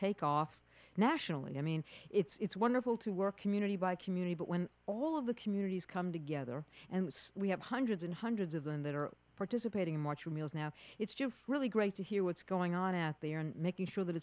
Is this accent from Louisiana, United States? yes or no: no; New York, United States; I'm a New Yorker